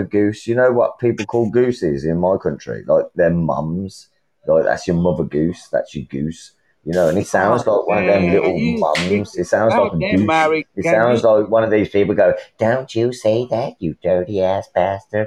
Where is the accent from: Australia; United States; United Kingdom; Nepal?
United Kingdom; England; I'm from England.